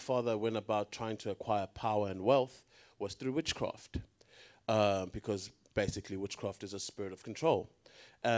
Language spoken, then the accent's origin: English; South Africa; now in Australia; I'm from South Africa